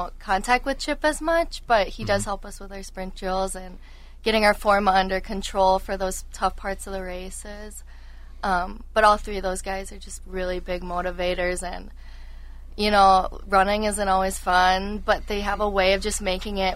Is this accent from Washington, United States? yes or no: no; Shoreview, Minnesota, United States; I'm from Shoreview, Minnesota.